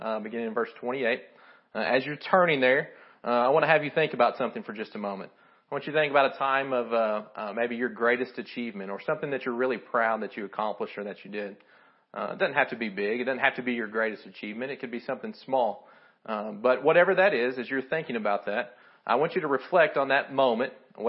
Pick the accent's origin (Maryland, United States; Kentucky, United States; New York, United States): Kentucky, United States; I'm from Kentucky. My English isn't great